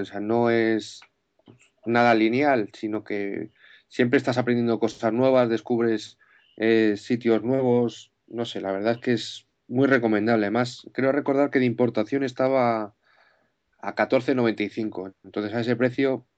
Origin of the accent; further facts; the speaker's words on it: Madrid, Community of Madrid, Spain; soy de aquí, de Madrid, de los madriles de toda la vida